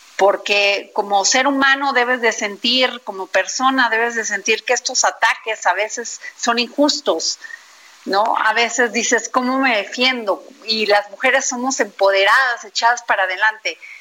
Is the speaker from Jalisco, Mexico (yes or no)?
no; Veracruz, Mexico; mi pueblo, Veracruz